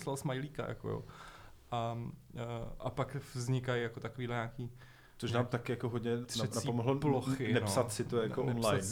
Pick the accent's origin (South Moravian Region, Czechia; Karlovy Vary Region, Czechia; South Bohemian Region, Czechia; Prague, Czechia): Prague, Czechia; já jsem vyrůstal na letný.